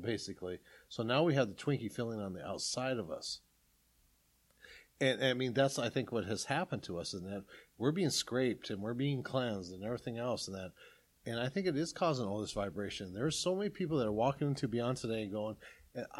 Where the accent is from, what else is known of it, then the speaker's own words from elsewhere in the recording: South Dakota, United States; I'm from South Dakota.